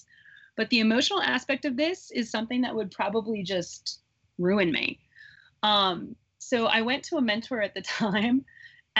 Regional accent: Midwest, United States; I grew up in the Midwest.

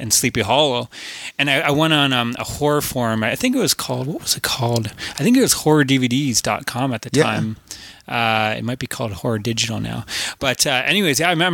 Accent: Canada; We are from Canada

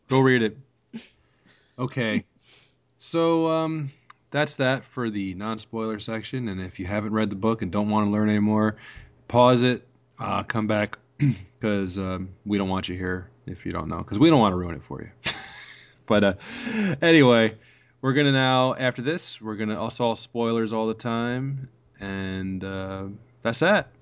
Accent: New York, United States; I grew up in New York

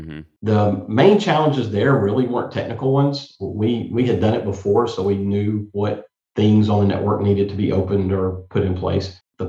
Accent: Maine, United States; born there; Personally, I was born in Loring Air Force Base in Maine.

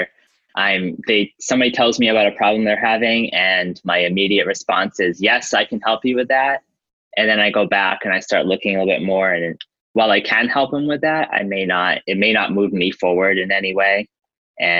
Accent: Cape Cod, Massachusetts, United States; moved away as an adult; now in Tampa, United States; I'm originally from Cape Cod, Massachusetts, and it's beautiful there, but really expensive to live. So I had moved down here

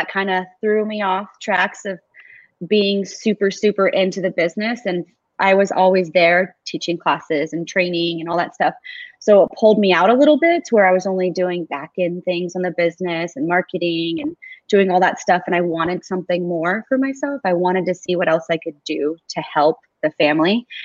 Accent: Gilbert, Arizona, United States; I was born and raised in Gilbert, Arizona. So been here all my life

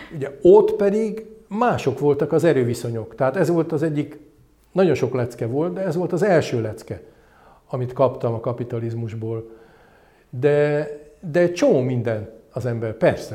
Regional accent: Hungary; also born or lived in London; én, mint magyar kiküldött

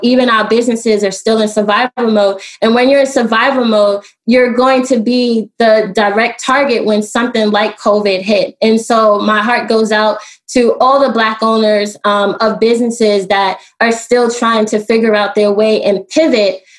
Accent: New York City, New York, United States; also born or lived in Washington, D.C.; now in Baltimore, United States; I am from Brooklyn and I do live in Baltimore

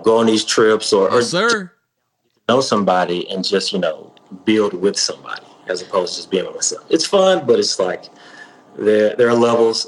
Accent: Arlington, Tennessee, United States; now in Nashville, United States; I'm from Memphis, but specifically Arlington, Tennessee

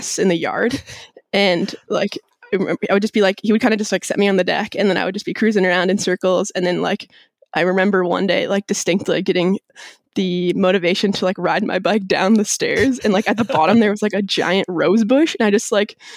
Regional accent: Hood River, Oregon, United States; I grew up primarily in Hood River, Oregon

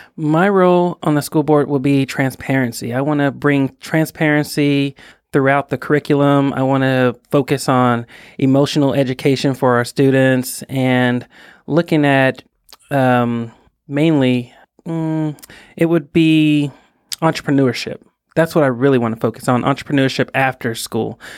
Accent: Fort Worth, Texas, United States; I was born and raised in Fort Worth, Texas

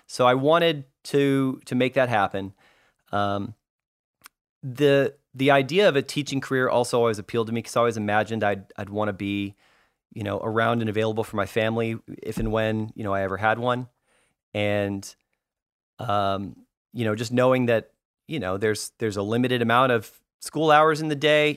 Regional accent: Arlington, Texas, United States; also born or lived in California; we grew up in, um, in North Texas, in the Dallas area, in Arlington, Texas specifically.

